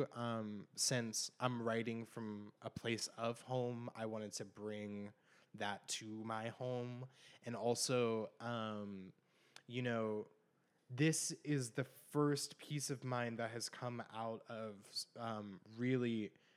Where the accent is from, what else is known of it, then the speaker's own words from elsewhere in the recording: Bloomsburg, Pennsylvania, United States; moved away; my hometown